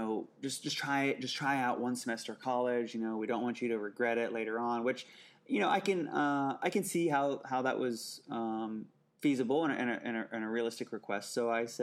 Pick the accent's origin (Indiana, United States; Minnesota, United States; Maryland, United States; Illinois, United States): Indiana, United States; Indianapolis; I grew up in Indianapolis, Indiana